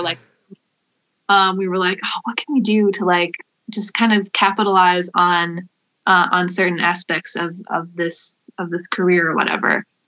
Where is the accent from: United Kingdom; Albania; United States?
United States; Wakeman, Ohio; I grew up in Wakeman